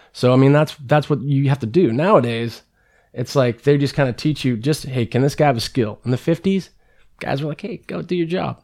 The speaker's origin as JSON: {"language": "English", "town": "San Carlos", "region": "California", "country": "United States", "tie": "born or raised there", "also_born_or_lived": "Redwood City, California", "said": "Grew up in San Carlos"}